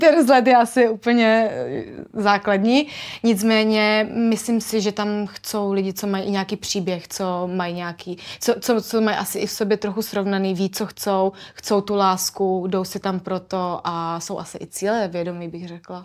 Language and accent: Czech; Brno, South Moravian Region, Czechia; My jsme oba dva z Brna